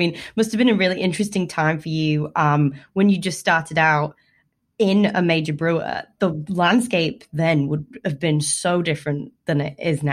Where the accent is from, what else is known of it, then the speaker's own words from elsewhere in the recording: United Kingdom; being a Brit